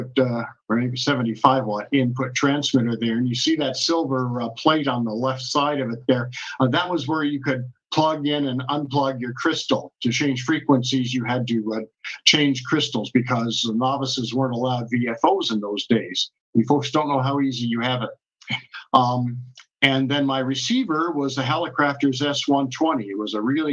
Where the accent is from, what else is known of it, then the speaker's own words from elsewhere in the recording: Tacoma, Washington, United States; moved away as an adult; also born or lived in Japan; I grew up in Tacoma, Washington